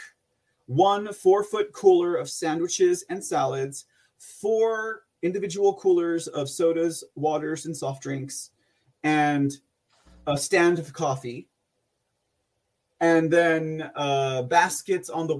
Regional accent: San Antonio, Texas, United States; also born or lived in Austin, Texas; I'm from San Antonio

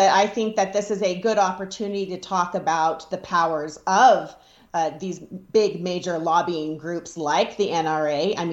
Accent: Nevada, United States; I'm from Nevada

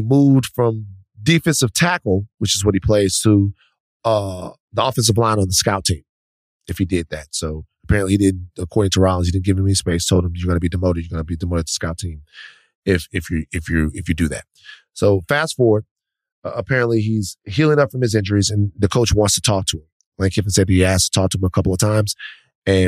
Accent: Baton Rouge, Louisiana, United States; Baton Rouge, my hometown.

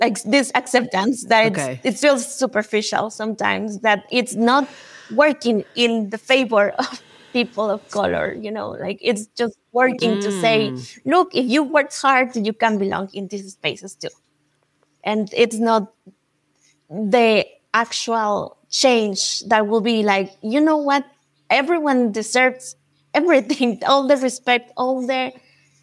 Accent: Mexico; also born or lived in United States; I grew up in Mexico and I lived in the United States

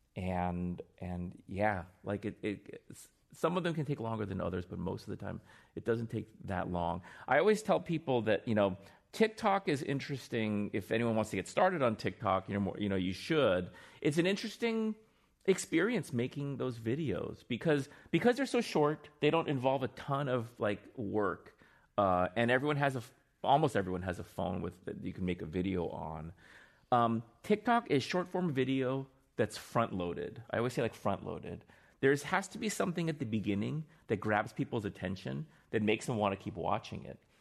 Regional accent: Northern Virginia, United States; also born or lived in Seoul, Korea; I grew up in Northern Virginia

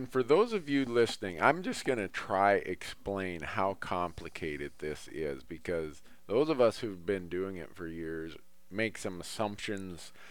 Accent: Montana, United States; Whereas my home state of Montana, they look at everybody's first choice.

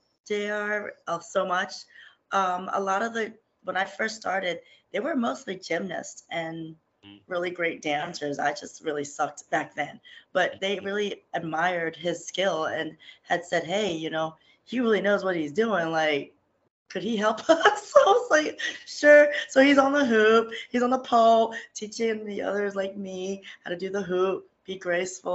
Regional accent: Philippines; being Filipino

